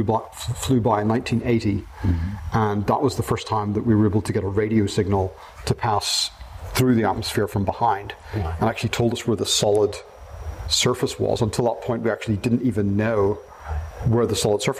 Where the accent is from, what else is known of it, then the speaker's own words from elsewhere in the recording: Belfast, Northern Ireland, United Kingdom; moved away as an adult; also born or lived in Manchester, United Kingdom; now in United States; I grew up in Northern Ireland, in Belfast